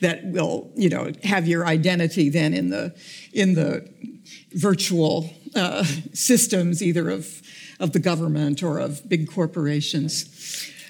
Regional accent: United States; I'm an American

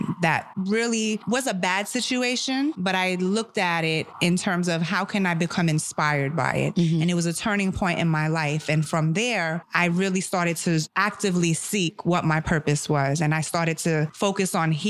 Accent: New York City, New York, United States; born or raised there; first language German; English is a second language; also born or lived in Germany / Seattle

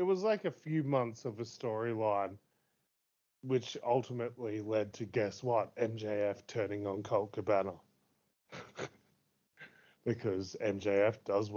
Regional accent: United Kingdom; Lol, I'm British, so I'm kind of charming anyway.

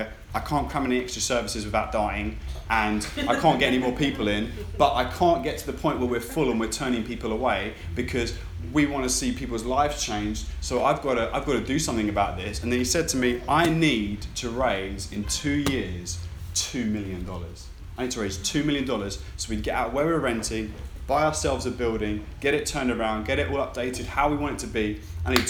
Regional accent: United Kingdom; I'm British

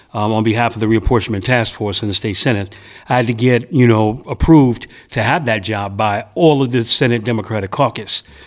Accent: New York City, New York, United States; also born or lived in Bedford-Stuyvesant, Brooklyn; I moved into the Bed Stuy area from my hometown of Prospect Heights

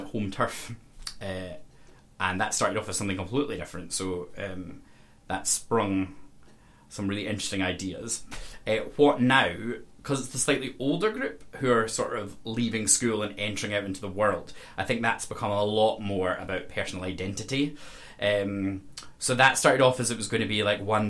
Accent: Castle Douglas, Scotland, United Kingdom; I come from Castle Douglas, so like a very rural environment.

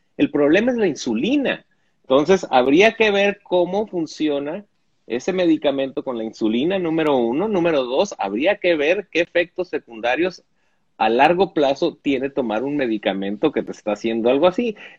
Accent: Mexico; como mexicano

